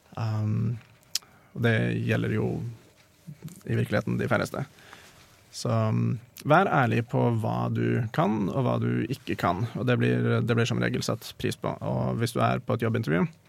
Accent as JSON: {"language": "Norwegian", "country": "Norway", "said": "Jeg er norsk, så jeg har fått god utdanning"}